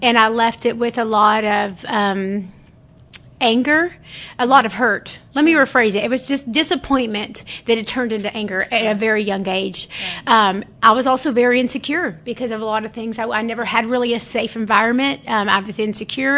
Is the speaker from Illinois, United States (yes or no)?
no; Alvarado, Texas, United States; also born or lived in Grand Prairie, Texas; I'm from Alvarado. I actually uh-huh. was born in Grand Prairie, Texas. We lived. I lived in Alvarado my uh, most of my life